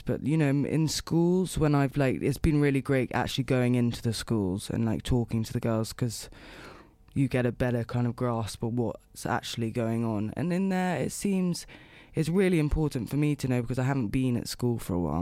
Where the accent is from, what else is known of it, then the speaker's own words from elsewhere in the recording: London, United Kingdom; moved away as an adult; also born or lived in Los Angeles, United States; now in New York, United States; Born and raised in London, in West London, and, I mean, up until probably two years ago, I've just always lived there